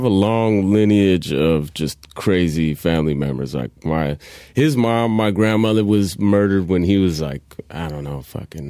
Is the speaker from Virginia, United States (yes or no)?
no; San Francisco, California, United States; also born or lived in San Jose / New York; San Jose, I was born there and then was there until I was 6 years old. Then moved back to New York with my mom and her family. Then we moved back to the Bay and we were in San Francisco.